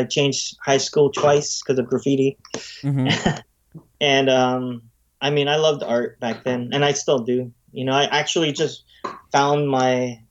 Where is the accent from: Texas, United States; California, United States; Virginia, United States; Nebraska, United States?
California, United States; San Francisco; I was born in San Francisco, grew up in San Francisco